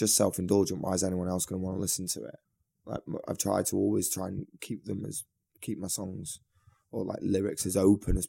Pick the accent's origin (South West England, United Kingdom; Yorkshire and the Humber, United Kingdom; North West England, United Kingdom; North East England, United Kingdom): North West England, United Kingdom; Manchester; I'm from Manchester, getting the train back home to Manchester